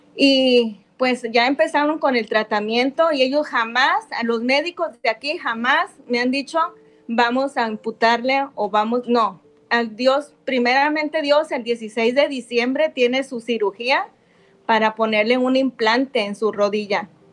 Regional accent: Ocotlán, Jalisco, Mexico; Nosotros somos de Ocotlán también.

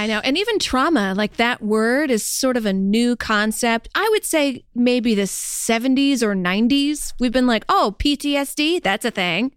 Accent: the South, United States; I'm from the South

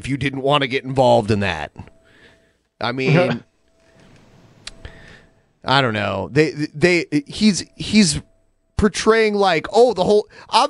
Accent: Midwest, United States; also born or lived in Ohio; now in Seattle, United States; I live in Seattle, but I'm originally from the Midwest

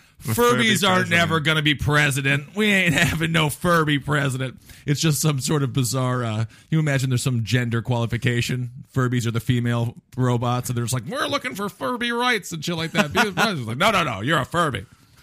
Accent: Stevens Point, Wisconsin, United States; I grew up in Stevens Point, Wisconsin

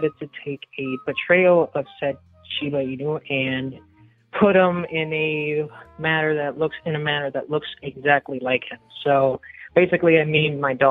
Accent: Puerto Rico; first language Spanish; English is a second language; I'm the guy from Puerto Rico

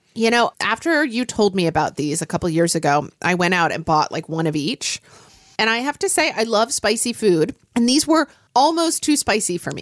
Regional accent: Oklahoma City, Oklahoma, United States; born or raised there; now in Seattle, United States

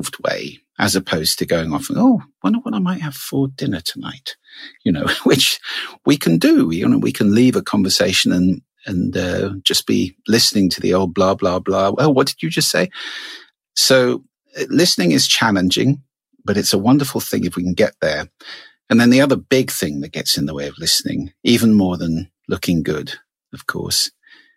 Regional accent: United Kingdom; I'm British.

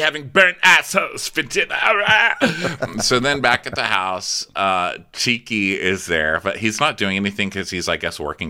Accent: El Paso, Texas, United States; I'm from El Paso, Texas, okay? I know my chili.

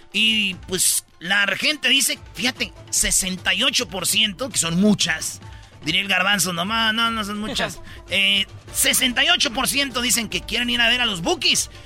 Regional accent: Jiquilpan, Michoacán, Mexico; mi pueblo, de Jiquilpan

